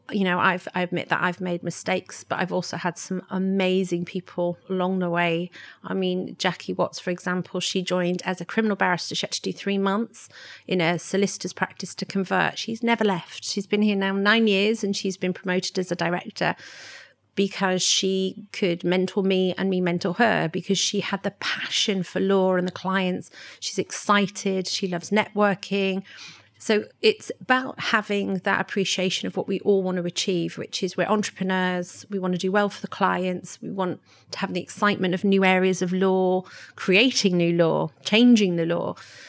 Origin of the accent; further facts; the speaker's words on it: London, United Kingdom; And I did find that when I was growing up in London, I wanted to travel.